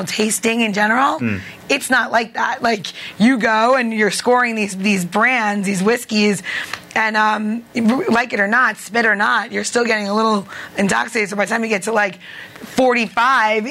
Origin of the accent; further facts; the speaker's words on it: Long Island, New York, United States; accent: New York; moved away; I'm from Long Island.